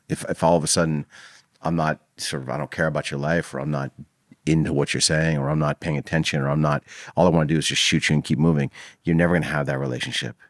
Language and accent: English; Los Angeles, California, United States; I grew up in L A in the, like, the seventies and eighties